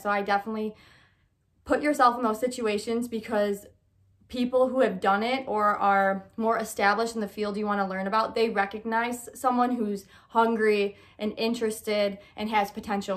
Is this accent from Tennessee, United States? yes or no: no; Michigan, United States; moved away as an adult; now in Illinois, United States; I'm originally from Michigan when I was just twenty-two